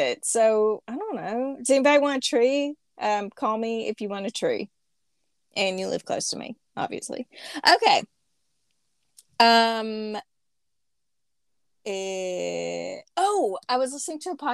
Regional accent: Arkansas, United States; accent: Arkansas American; my Arkansas American accent

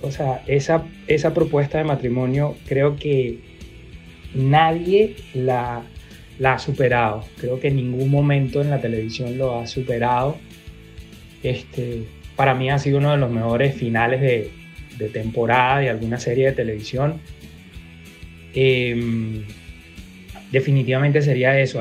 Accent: Caracas, Capital District, Venezuela; soy de Caracas

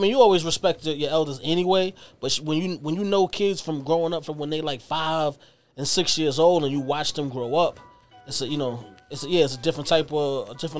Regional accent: New York City, New York, United States; when I grew up in Fort Greene, it was crazy

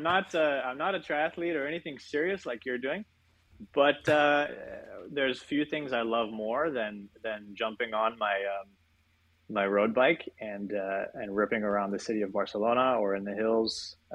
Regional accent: Alaska, United States; also born or lived in Australia / New York / Colorado; I'm from Alaska originally, which is every time I tell that to people in Europe, they say, man, I've never met someone from Alaska before.

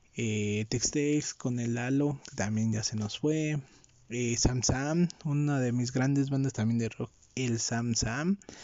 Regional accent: Mexico; yo, que soy de México

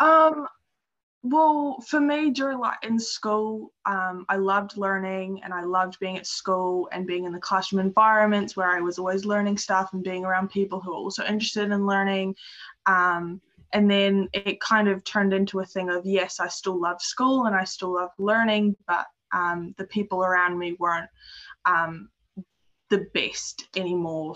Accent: Dunedin, Otago, New Zealand; moved away as an adult; now in Stewart Island, New Zealand; I'm from Dunedin and I grew up there, but I'm currently living in Stewart Island

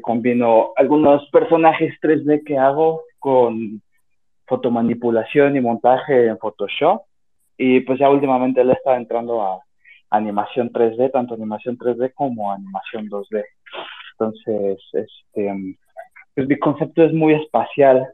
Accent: Mexico; yo soy mexicano y trabajo como diseñador gráfico independiente

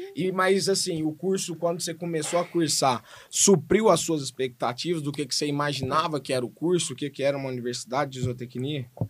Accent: Goiânia, Goiás, Brazil; eu sou de Goiânia, né, nasci em Goiânia, fui criado em Goiânia, estudei em Goiânia

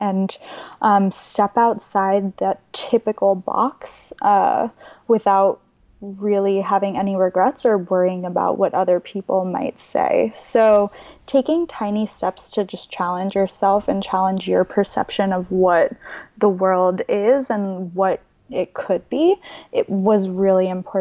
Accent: Long Island, New York, United States; moved away as an adult; now in San Francisco, United States; I grew up on Long Island

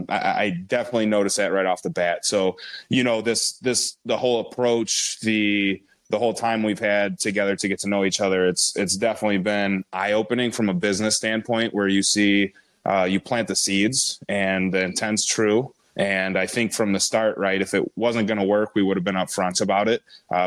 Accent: DeKalb, Illinois, United States; born there; now in Sycamore, United States; I'm from the DeKalb, Illinois area as well. Sycamore is where we reside, right? But DeKalb is where I was born, raised all over the place.

